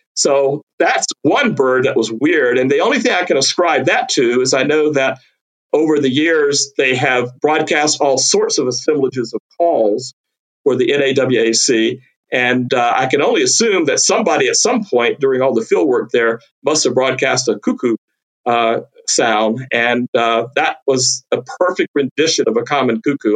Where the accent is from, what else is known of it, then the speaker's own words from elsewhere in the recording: North Carolina, United States; moved away as an adult; also born or lived in Texas / Louisiana; I grew up herping in North Carolina